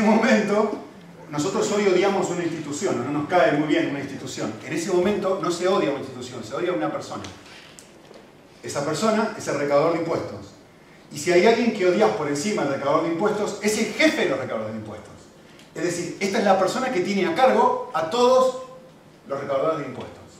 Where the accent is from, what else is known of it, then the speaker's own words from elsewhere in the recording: Argentina; moved away; cuando era chiquitito, y vivíamos obviamente en Argentina, mi acento lo delata